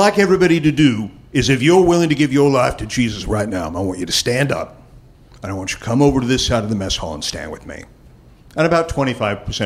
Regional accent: Los Angeles, California, United States; I was from Los Angeles

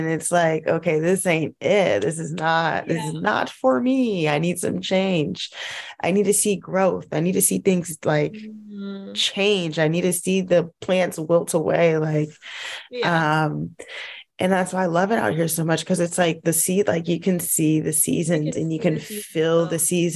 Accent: Los Angeles, California, United States; moved away; I'm from

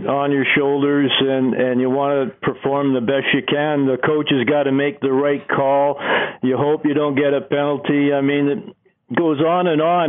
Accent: Canada; I was so proud being a Canadian

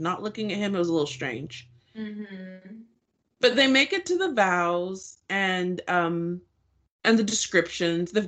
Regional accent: Nigeria; now in United States; We're both Nigerian. We're both members of the Nigerian clubs at our respective university.

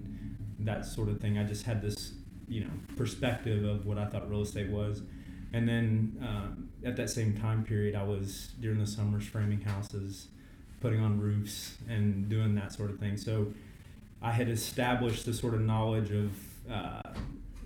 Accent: Fort Worth, Texas, United States; I'm born and raised in Fort Worth, Texas, where we do business

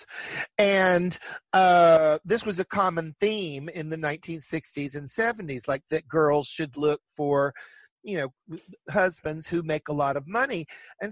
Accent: Chattanooga, Tennessee, United States; also born or lived in Wilmington, North Carolina / Atlanta, Georgia; now in New York, United States; I grew up in nearby Chattanooga, Tennessee, which is right on the border of Georgia and Tennessee

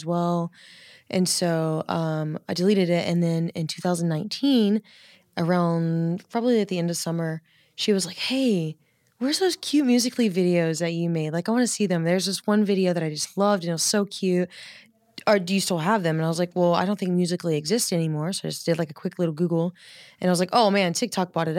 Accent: the South, United States; I grew up in the South

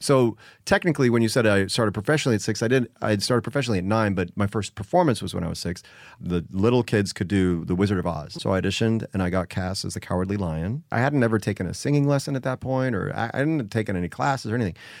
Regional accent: Joliet, Illinois, United States; also born or lived in Chicago; I was born in Chicago, grew up outside Chicago in Joliet

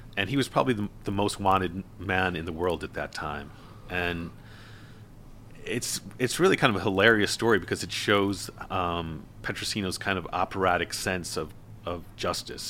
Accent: Buffalo, New York, United States; in Buffalo, my hometown

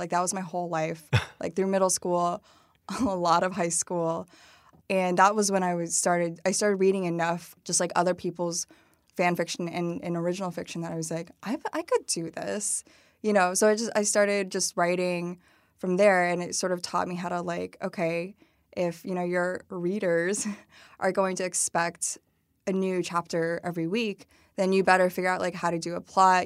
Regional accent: Dunlap, Illinois, United States; also born or lived in Madison, Wisconsin / Peoria, Illinois; we moved to Peoria, Illinois, um, pretty quickly, like I think when I was like four or five

